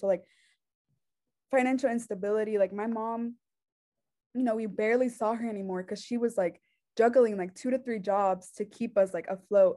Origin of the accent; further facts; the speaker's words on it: Concord, North Carolina, United States; also born or lived in Mexico; I was born in Concord, um, North Carolina